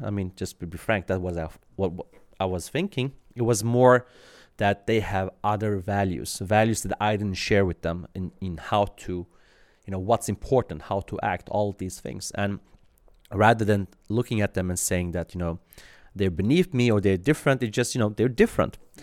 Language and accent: English; Sweden; also born or lived in Iran / Kurdistan, Iraq; I was born in Iran, uh, literally on the way to Sweden.